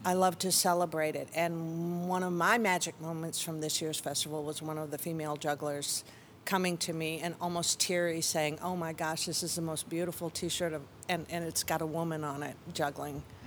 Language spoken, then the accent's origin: English; Chicago, Illinois, United States; also born or lived in Tucson, Arizona; now in Austin, United States; I'm from Chicago area and lived a few years in Tucson, but I've been here since nineteen eighty-five